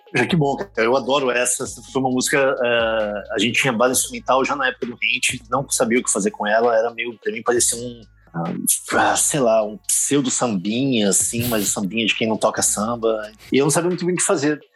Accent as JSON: {"language": "Portuguese", "country": "Brazil", "moved": "yes", "said": "enquanto brasileiro"}